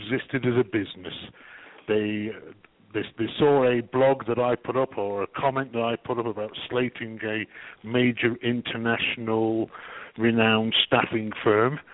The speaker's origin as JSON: {"language": "English", "region": "England", "country": "United Kingdom", "moved": "yes", "lives_now": "Canada", "said": "I'm English. I'm English with a Canadian twist."}